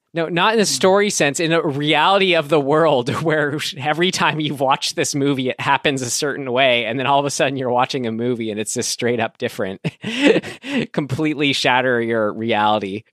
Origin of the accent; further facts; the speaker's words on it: San Rafael, California, United States; my hometown, Santa Rafael